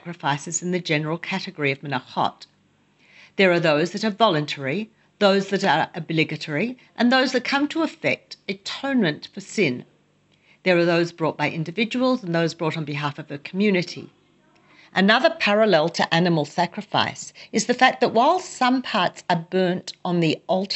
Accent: Australia; now in Jerusalem, Israel; I grew up in Australia

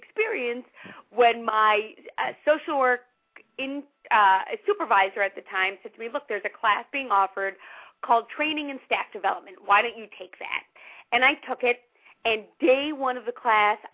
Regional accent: New York City, New York, United States; When I was a teenager growing up in New York City

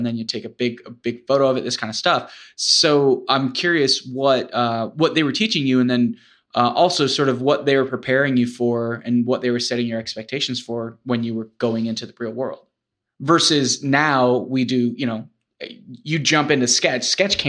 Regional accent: Florida, United States; it all comes around full circle. I'm from Florida.

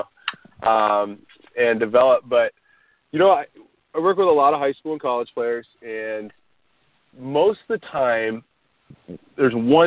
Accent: Orange County, California, United States; growing up in Orange County

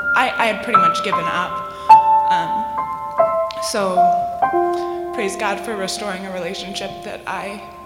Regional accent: Oregon, United States; moved away as an adult; now in Grand Rapids, United States; I came to Calvin, and I'm from Oregon, so it's a ways

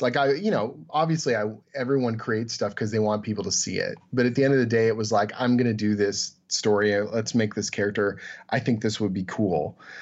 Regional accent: Canada; I'm Canadian

